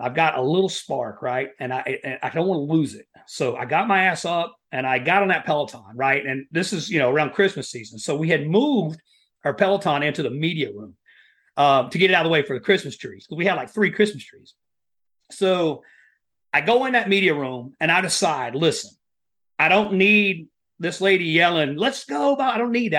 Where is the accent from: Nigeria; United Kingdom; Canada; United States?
United States; Appalachia, Southeast Kentucky; moved away; I grew up in Appalachia, uh, you know, that Southeast Kentucky area right there in the, the coal mining country